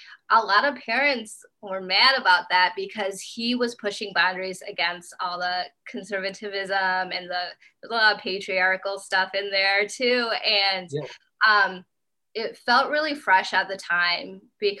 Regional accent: Grand Rapids, Michigan, United States; I am from Grand Rapids, Michigan

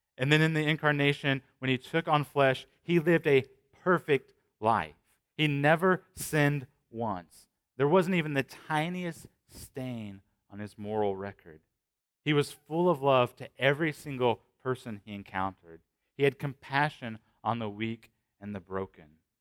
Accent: Shelbyville, Indiana, United States; I'm from Shelbyville, that's remote

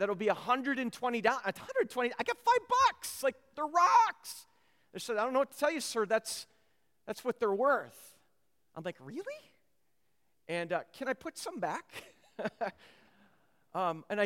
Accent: Minnesota, United States; I grew up in Minnesota

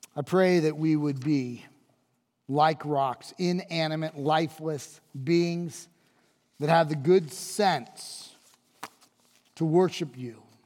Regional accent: United States; as an American.

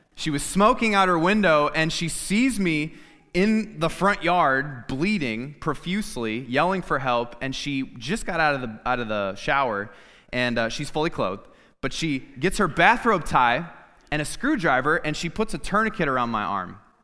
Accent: Clinton, Iowa, United States; my family and I moved back to my hometown. I'm from Clinton, Iowa

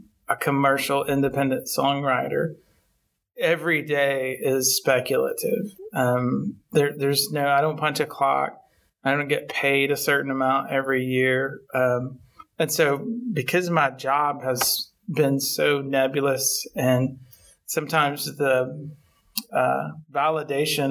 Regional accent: Town Creek, Alabama, United States; moved away as an adult; also born or lived in Florence, Alabama; now in Nashville, United States; I'm from Northwest Alabama, a small town called Town Creek, which is basically a cotton field in the middle of nowhere.

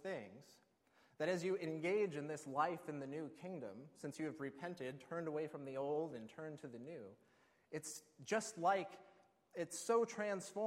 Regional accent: Alaska, United States; I grew up in Alaska, and we do a lot of fishing there.

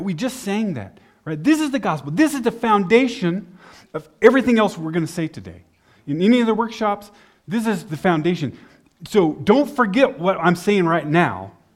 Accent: Amarillo, Texas, United States; moved away as an adult; also born or lived in El Paso, Texas; now in Austria; I grew up in Amarillo

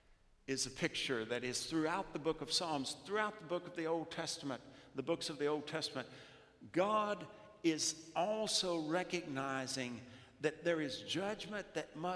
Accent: South Louisiana, United States; growing up in South Louisiana

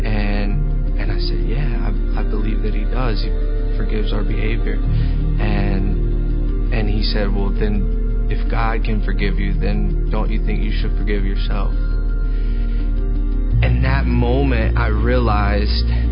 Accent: Lincolnton, North Carolina, United States; I'm from Lincolnton, North Carolina. I grew up in a small town going to church.

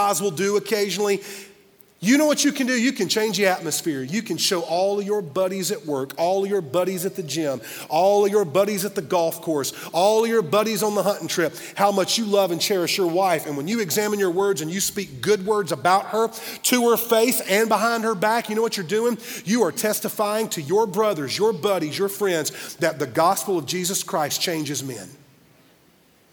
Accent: Simpsonville, United States; a little church where I grew up in Simpsonville area

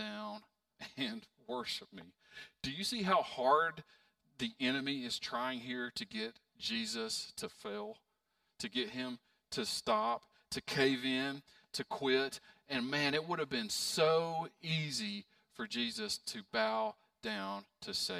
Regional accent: Pound, Virginia, United States; moved away; I'm from Pound, very small town.

